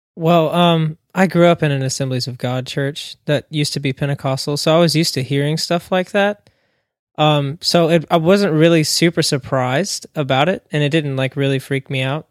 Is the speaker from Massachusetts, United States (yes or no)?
no; Smyrna, Tennessee, United States; I'm from Smyrna, Tennessee, uh, born and raised.